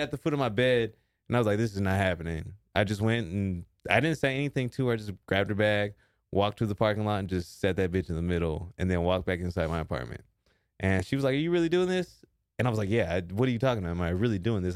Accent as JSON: {"language": "English", "region": "Texas", "country": "United States", "lives_now": "Austin, United States", "said": "I'm from Texas"}